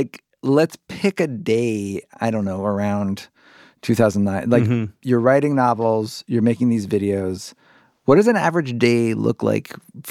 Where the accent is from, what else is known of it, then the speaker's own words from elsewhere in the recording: Cincinnati, Ohio, United States; I grew up like 70 miles from Indianapolis in Cincinnati, Ohio.